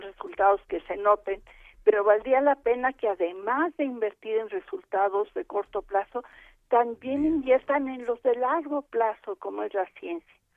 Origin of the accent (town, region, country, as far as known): Mexico